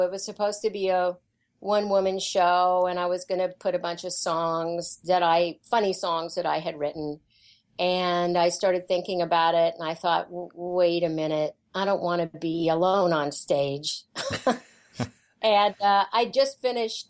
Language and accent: English; Kansas, United States; I grew up in Kansas, and uh, my mom was um, a music teacher